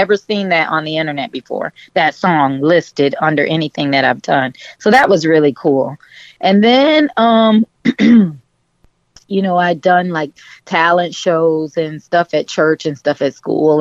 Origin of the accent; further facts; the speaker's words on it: Miami, Florida, United States; also born or lived in Georgia; I grew up in Coconut Grove, which is was a Bahamian settlement.